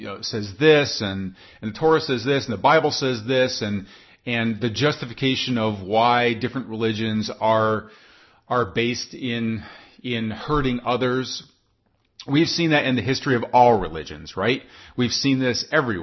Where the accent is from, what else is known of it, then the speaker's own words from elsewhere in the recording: United States; I'm an American.